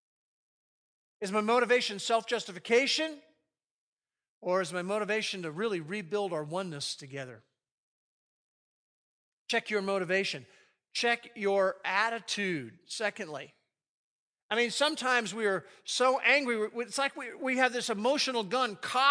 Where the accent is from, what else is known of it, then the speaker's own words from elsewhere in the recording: United States; I grew up in the New York, New Jersey area in two different stretches.